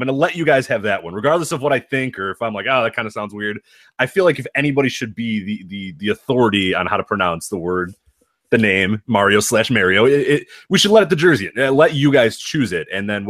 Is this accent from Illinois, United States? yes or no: yes; Chicago, Illinois, United States; I grew up in Chicago.